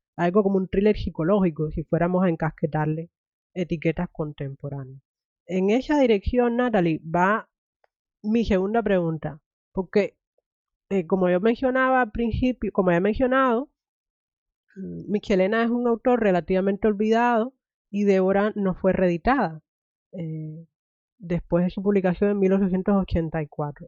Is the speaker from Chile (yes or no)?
no; Cuba; moved away; me crié en Cuba